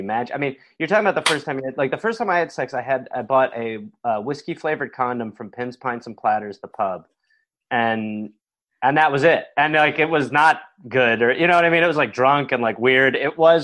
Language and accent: English; Milwaukee, Wisconsin, United States; now in New York, United States; I grew up in Milwaukee, Wisconsin.